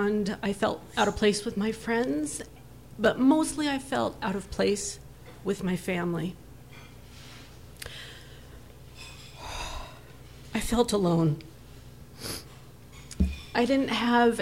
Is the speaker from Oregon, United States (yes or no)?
yes; Portland, Oregon, United States; also born or lived in San Francisco, California; was flown to Portland when I was 3 days old and adopted at a month.